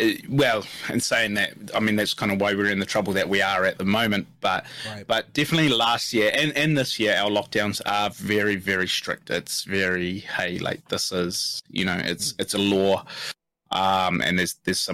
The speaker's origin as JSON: {"language": "English", "country": "New Zealand", "said": "I'm a New Zealander"}